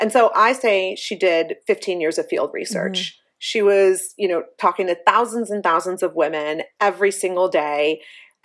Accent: Cleveland, Ohio, United States; We grew up in Cleveland, Ohio

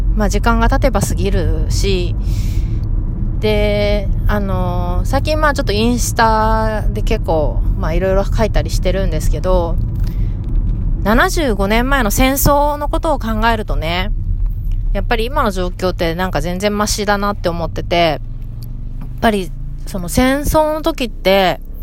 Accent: Fukuoka, Japan; now in San Diego, United States; 地元の福岡

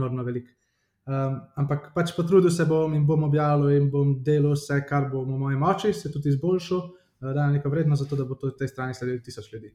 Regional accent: Ljubljana, Slovenia; sem iz Ljubljana, prihajam

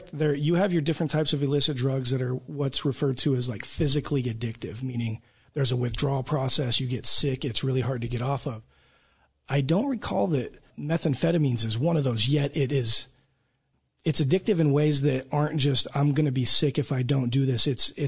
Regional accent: Nevada, United States; moved away as an adult; now in Oklahoma, United States; I come from Nevada where it's legalized. I moved here about a year and a half ago

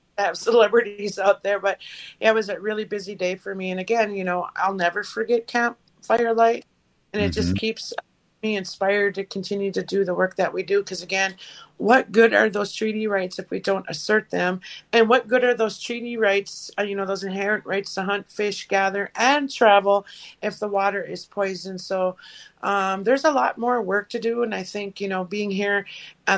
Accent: Leech Lake Reservation, northern Minnesota, United States; from the Leech Lake Reservation here in northern Minnesota

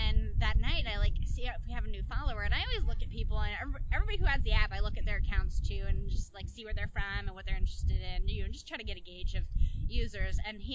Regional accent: Long Island, New York, United States; moved away as an adult; now in California, United States; I'm from New York. I'm from Long Island

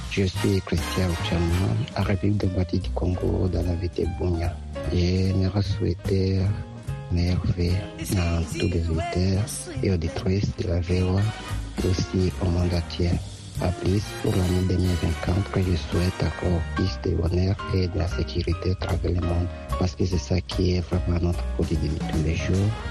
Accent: Chad; le Tchadien.

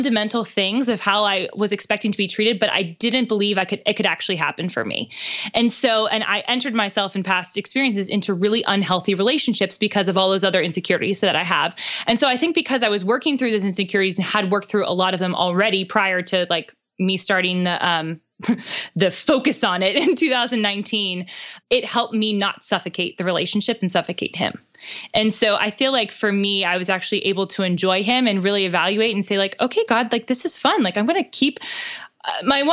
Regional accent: Pittsburgh, Pennsylvania, United States; born or raised there; now in Nashville, United States

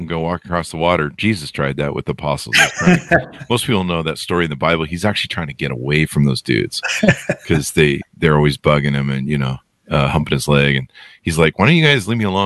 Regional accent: California, United States; growing up in California

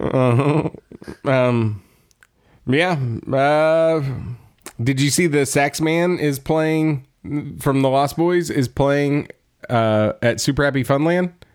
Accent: Texas, United States; we're from Texas and there's no snow

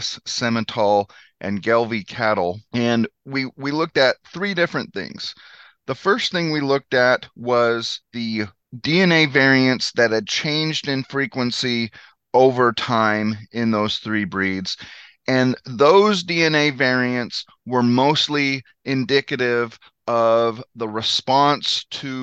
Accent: Northwest New Mexico, United States; moved away as an adult; now in Missouri, United States; I grew up in Northwest New Mexico

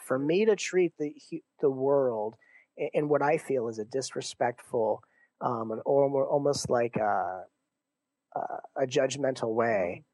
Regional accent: Torrance, California, United States; moved away as an adult; also born or lived in Santa Monica; now in Seattle, United States; I was raised in uh, Torrance

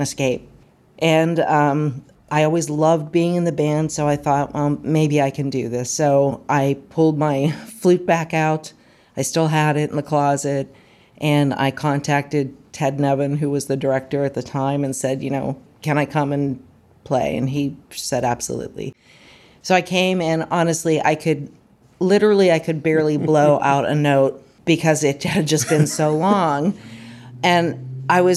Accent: Moon Township, Pennsylvania, United States; moved away as an adult; now in Hopewell, United States; I'm originally from Moon Township, is where I grew up, and I live in Hopewell now.

